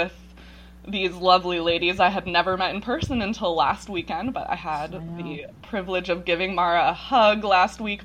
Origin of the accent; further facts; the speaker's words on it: Ashland, Oregon, United States; I am originally from Ashland, Oregon